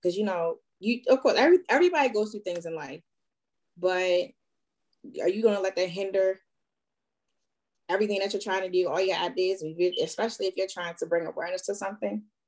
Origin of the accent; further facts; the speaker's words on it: Baltimore, Maryland, United States; first language sign language; I'm from Baltimore, Maryland